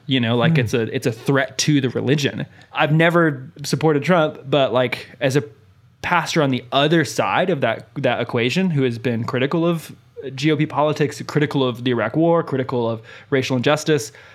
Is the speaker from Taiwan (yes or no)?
no; United States; I grew up in America